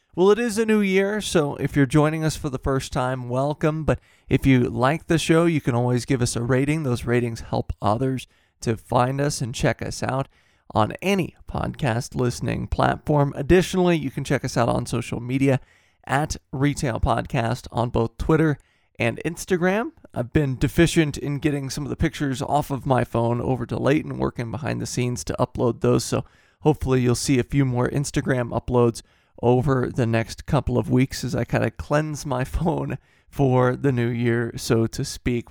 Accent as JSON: {"language": "English", "region": "Midwest", "country": "United States", "tie": "born or raised there", "said": "growing up in the Midwest"}